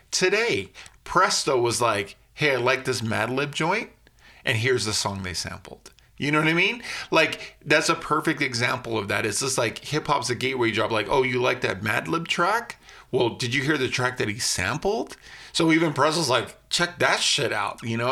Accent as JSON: {"language": "English", "country": "United States", "said": "I'm an American kid"}